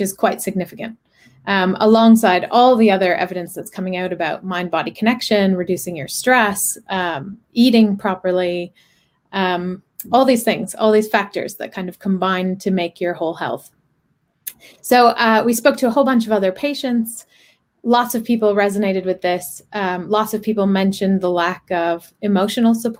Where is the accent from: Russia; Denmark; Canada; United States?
Canada; moved away as an adult; I'm Canadian. I studied engineering, moved here in 2008 to do my MBA